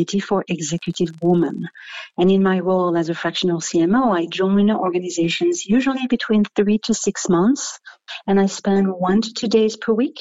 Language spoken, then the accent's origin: English; Paris, Île-de-France, France; moved away as an adult; I'm originally from France. I was born and raised in Paris, and I moved in 1998 to San Francisco Bay Area